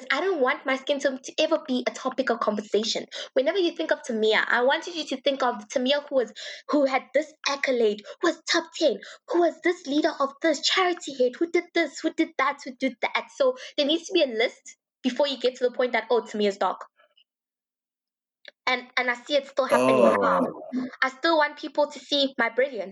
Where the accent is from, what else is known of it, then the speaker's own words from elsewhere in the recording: Johannesburg, Gauteng, South Africa; I grew up in the Johannesburg private school scene